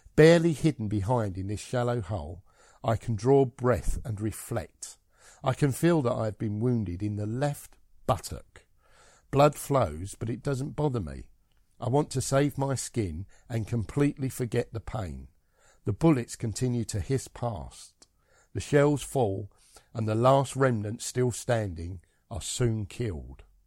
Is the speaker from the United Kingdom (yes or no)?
yes; Scotland, United Kingdom; I'm Scottish